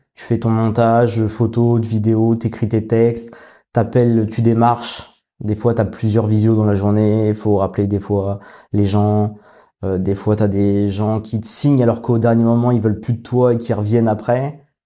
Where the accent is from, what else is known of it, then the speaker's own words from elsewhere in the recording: Paris region, Île-de-France, France; moved away as an adult; now in Rouen, France; je viens de région parisienne et ma femme, elle est de Normandie. Donc maintenant, ça fait six ans qu'on habite à Rouen